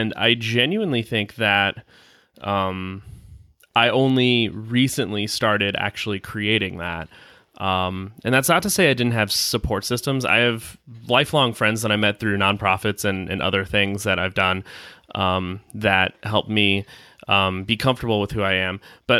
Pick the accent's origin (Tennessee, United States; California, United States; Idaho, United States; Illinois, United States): Illinois, United States; I grew up, I was born outside of Chicago when Michael Jordan was big, so I was playing basketball.